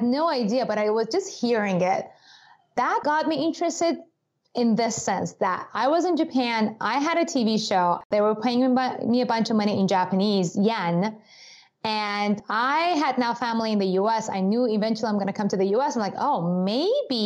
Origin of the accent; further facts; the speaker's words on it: Iran; moved away; I grew up in Iran.